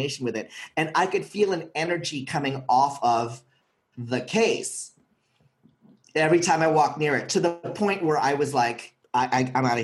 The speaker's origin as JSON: {"language": "English", "country": "Philippines", "said": "I'm from the Philippines"}